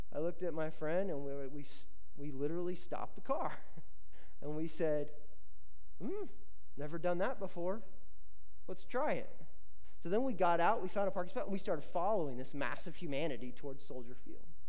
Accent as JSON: {"language": "English", "region": "Indiana", "country": "United States", "tie": "born or raised there", "said": "I grew up in Indiana where there's creeks and rivers"}